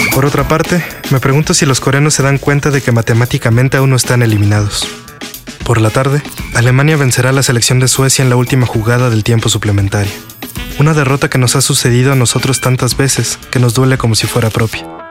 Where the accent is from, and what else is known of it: Mexico